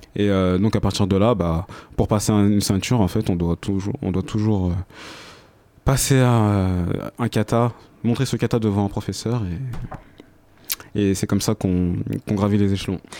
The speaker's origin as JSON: {"language": "French", "country": "Senegal", "said": "je suis originaire du Sénégal."}